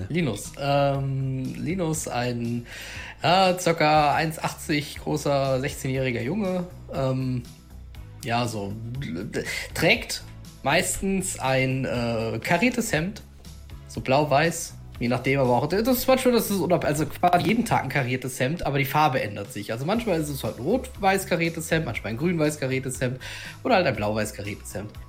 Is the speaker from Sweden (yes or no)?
yes; Sweden; now in Germany; ich komme ursprünglich aus Schweden und äh, bin aber tatsächlich äh, durch meinen Vater äh, hier hingezogen, der ähm, ja arbeitsbedingt versetzt wurde